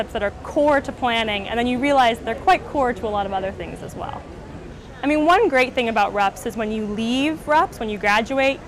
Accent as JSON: {"language": "English", "town": "Portland", "region": "Oregon", "country": "United States", "moved": "yes", "lives_now": "London, United Kingdom", "said": "I'm originally from Portland, Oregon in the United States"}